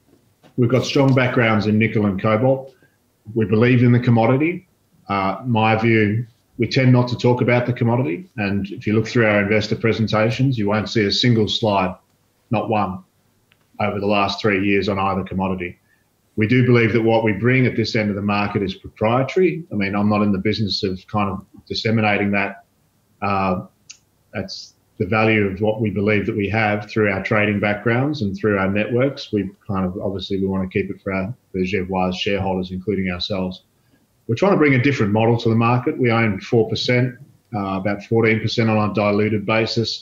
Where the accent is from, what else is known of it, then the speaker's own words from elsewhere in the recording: Australia; also born or lived in Brazil; As an Australian